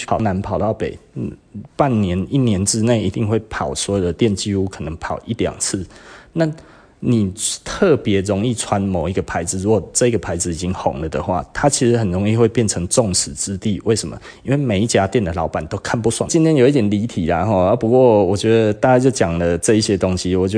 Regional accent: Taiwan; 我我们其实台湾人大概就是少了那一些，

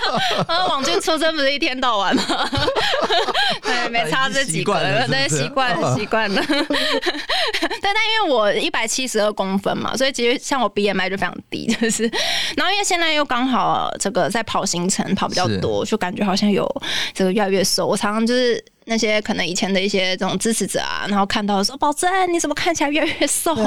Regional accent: Taipei, Taiwan; 我就是在那边出生长大的，

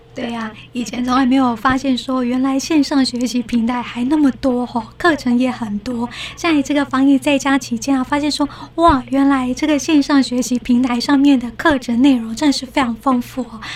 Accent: Taiwan; 我们台湾人

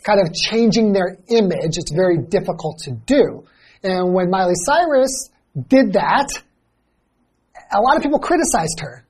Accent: Los Angeles, California, United States; I grew up in Los Angeles

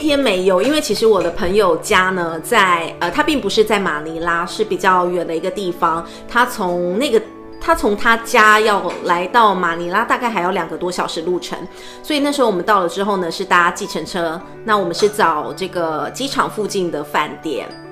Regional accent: Taiwan; 我们台湾人

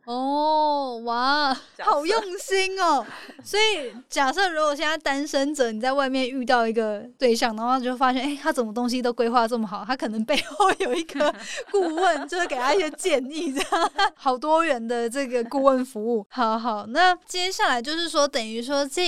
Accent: Hualien, Hualien County, Taiwan; 因为我来自花莲 花莲嘛

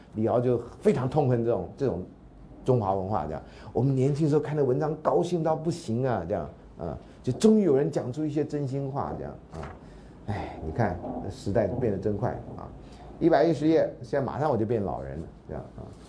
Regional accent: Taiwan; also born or lived in United States; 我们现在都是台湾人

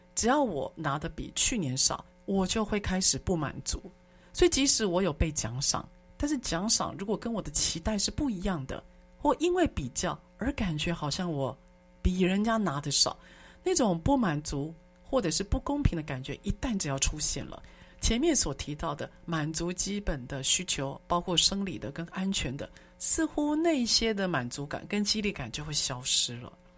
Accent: Taiwan; 我们台湾人

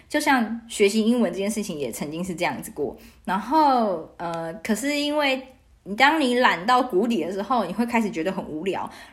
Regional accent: Taiwan; moved away as an adult; also born or lived in Australia / Canada; 然后问我来自哪里，我就说台湾

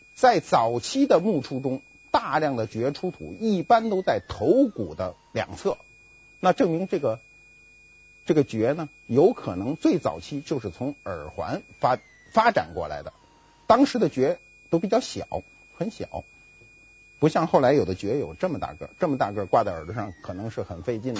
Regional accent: Beijing, China; accent: Beijing dialect; 我们北京话叫知了

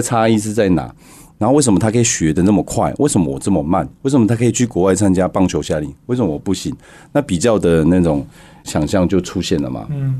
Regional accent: Hualien, Hualien County, Taiwan; moved away; 我花莲出生，然后在那边长大，在那边打球

